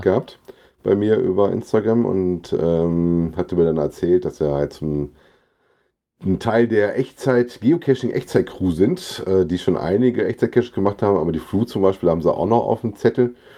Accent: Frankfurt am Main, Hesse, Germany; als Frankfurter

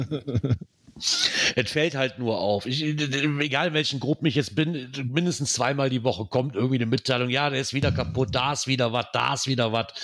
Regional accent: Rhineland, Germany; Was ich schon mal sehr sinnvoll finde als Rheinländer

